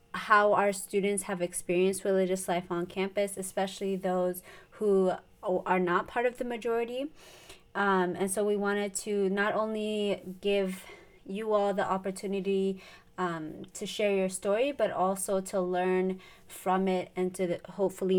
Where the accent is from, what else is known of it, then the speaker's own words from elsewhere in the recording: Maryland, United States; I'm from Maryland